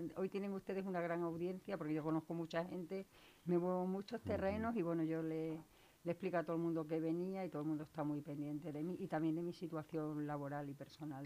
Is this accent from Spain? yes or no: yes; Valle del Jerte, Extremadura, Spain; accent: Extremaduran; moved away as an adult; now in Leganés, Spain; Yo soy extremeña, como delata mi acento.